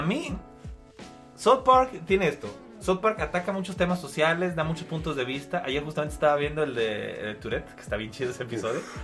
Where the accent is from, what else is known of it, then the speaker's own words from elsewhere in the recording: Mexico; Yo como mexicano